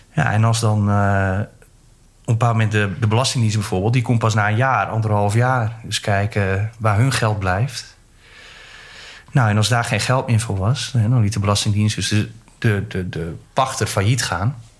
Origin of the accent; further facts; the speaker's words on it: Groningen, Netherlands; moved away; ik kom uit Groningen